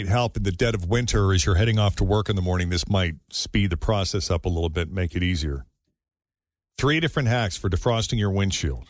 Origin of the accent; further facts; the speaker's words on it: New England, United States; growing up in New England